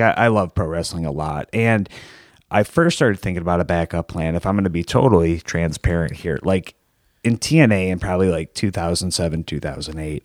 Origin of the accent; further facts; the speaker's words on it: Plymouth, Michigan, United States; I'm from Plymouth, so that's like the next city over